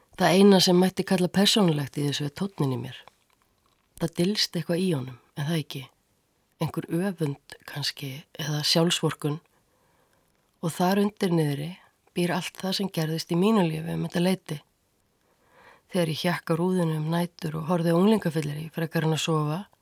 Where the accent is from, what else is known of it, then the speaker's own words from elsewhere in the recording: Reykjavík, Capital Region, Iceland; Ég ólst upp í Eurabriðaldi á nýjunda áratug.